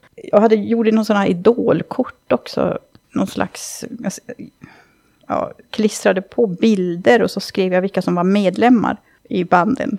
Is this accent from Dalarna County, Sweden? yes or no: yes; Dalarna County, Sweden; moved away; hemma i Dalarna